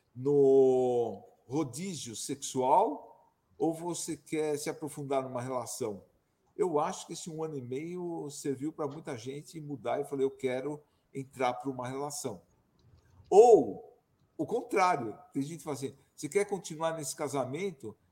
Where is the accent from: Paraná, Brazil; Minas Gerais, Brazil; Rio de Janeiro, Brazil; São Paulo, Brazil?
São Paulo, Brazil; moved away as an adult; now in Serra da Mantiqueira, Brazil; Eu sou de São Paulo, viajei o mundo inteiro e hoje eu estou aqui no meu paraíso particular, na Serra da Mantiqueira